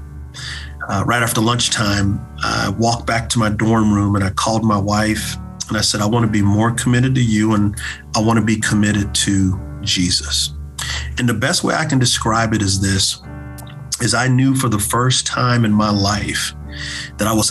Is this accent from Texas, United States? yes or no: yes; Texas, United States; growing up in Texas, I knew that football was my way out